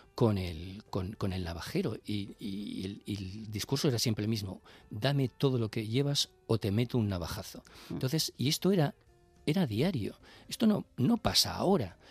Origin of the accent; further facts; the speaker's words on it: Bilbao, Basque Country, Spain; yo soy de Bilbao y cuando yo iba, y, soy ya muy mayor